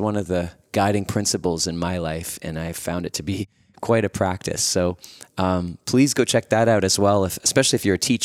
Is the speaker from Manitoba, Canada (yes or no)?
yes; Winnipeg, Manitoba, Canada; Winnipeg, Manitoba, my hometown